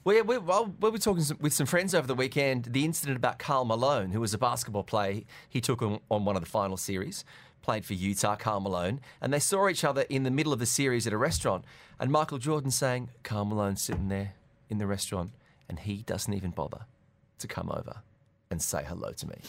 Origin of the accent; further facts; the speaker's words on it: Australia; now in Dubai, United Arab Emirates; growing up in Australia